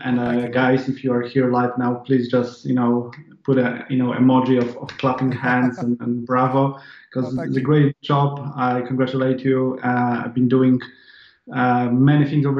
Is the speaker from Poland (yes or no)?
yes; Poland; English is a second language; I'm not a native English speaker. I'm Polish. I was born in Poland.